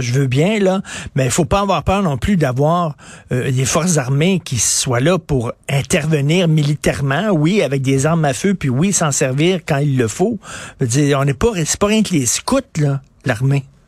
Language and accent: French; Canada